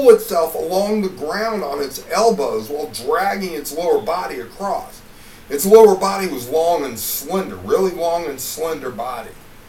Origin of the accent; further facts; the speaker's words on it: Cleveland, Ohio, United States; also born or lived in Indiana; Because I'm from up north, you know. I was born in Cleveland, and then I, lived in Indiana.